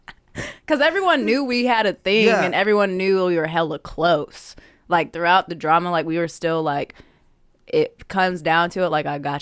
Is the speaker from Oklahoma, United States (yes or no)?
no; Sacramento, California, United States; I'm from Sacramento.